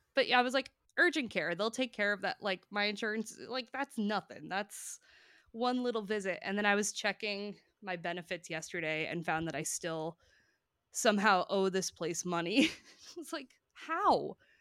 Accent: Hoboken, New Jersey, United States; My hometown is Hoboken, New Jersey

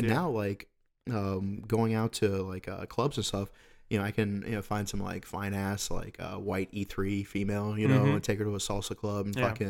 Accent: Texas, United States; born there; I was born here in Texas, you know?

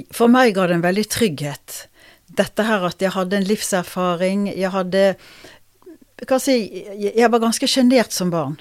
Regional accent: Bergen, Vestland, Norway; also born or lived in Oslo / Røyken; er født i Oslo, men kom til Bergen da jeg var to og et halvt. Ja. Så det er der jeg vokste opp.

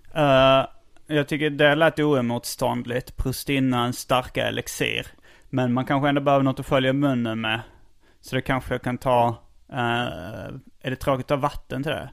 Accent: Skåne, Sweden; som skåning

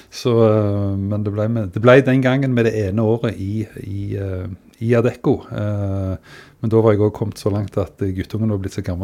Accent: Sandnes, Rogaland, Norway; now in Stavanger, Norway; min bakgrunn er vel egentlig at jeg er fra Sandnes.

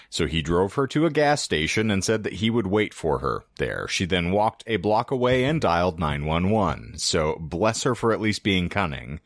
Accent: United States; we, as the American public

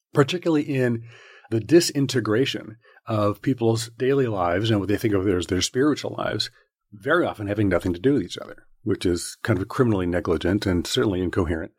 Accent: Southern California, United States; I grew up in Southern California.

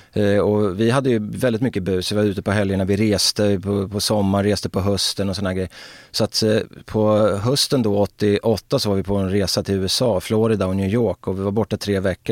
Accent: Örebro, Örebro County, Sweden; det var ett strulområde, Markparken på den tiden, där jag växte upp alltså på 70-talet och Markparken vid den tidpunkten var ju liksom Örebros

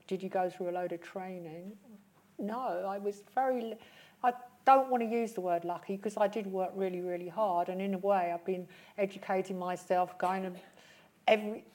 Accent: London, United Kingdom; I grew up in West London, you know, inner London

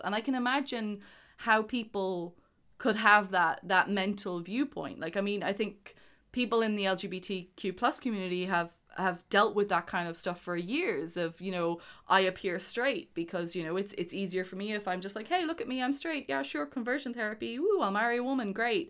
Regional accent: Ireland

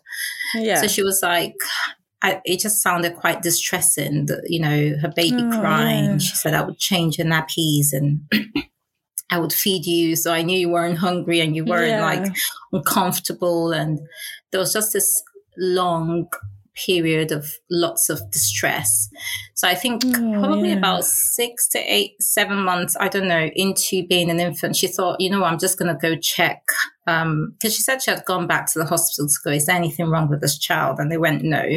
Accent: Nigeria; now in London, United Kingdom; I was born in London. My parents took us back to Nigeria. So I grew up there.

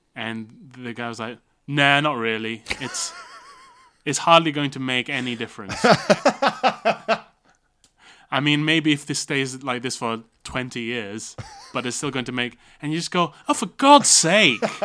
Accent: Kota Kinabalu, Sabah, Malaysia; when I was growing up in Malaysia

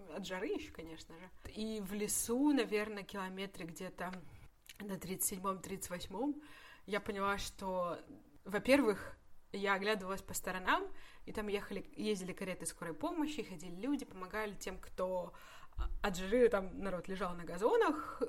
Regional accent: Russia; из России

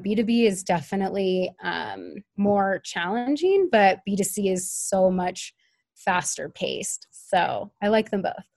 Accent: Denver, Colorado, United States; moved away as an adult; also born or lived in Oregon / Cambodia; I'm from Denver originally

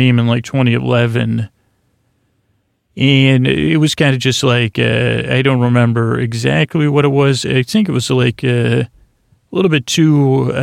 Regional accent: Syracuse, New York, United States; I'm from Syracuse

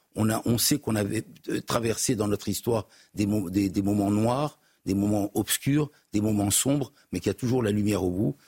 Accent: Morocco; now in France; Je suis originaire du Maroc.

